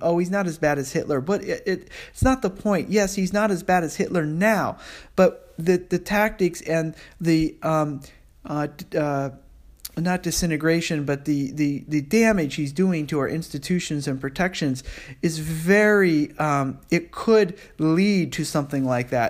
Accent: United States; I'm an American

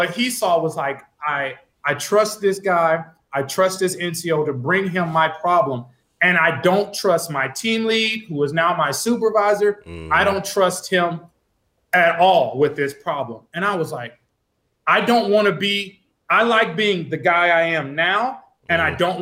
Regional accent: Alexandria, Louisiana, United States; moved away as an adult; also born or lived in Arizona; growing up in Louisiana

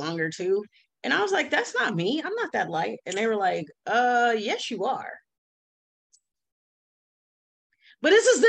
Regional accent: United States; I am an American

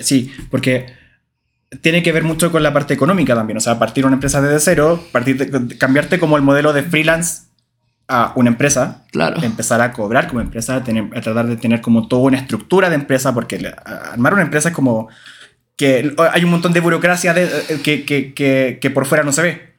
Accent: Valparaíso, Chile; en Valparaíso, mi ciudad natal

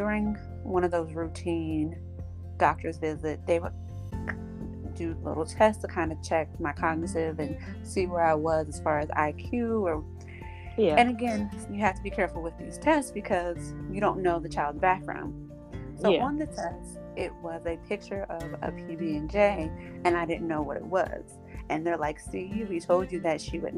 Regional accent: Jacksonville, Florida, United States; Born and raised in Jacksonville, Florida

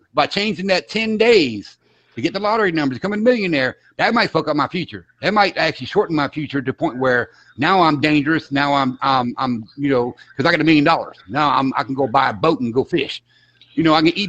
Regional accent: Florida, United States; accent: Southern; I'm from Florida.

